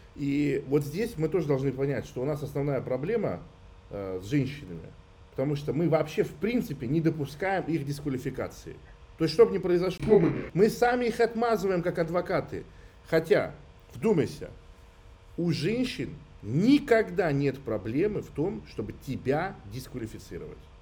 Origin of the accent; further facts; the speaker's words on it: Russia; я хоть и армянин, но я супер э, вот в нашей обычной культуре, русской городской вырос